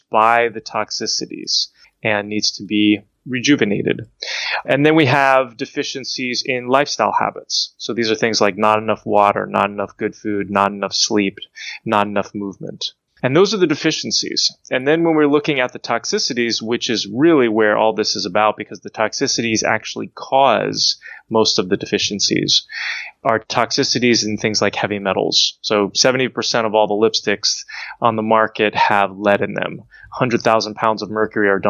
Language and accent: English; New Jersey, United States; I grew up in New Jersey, bitten by ticks when I was young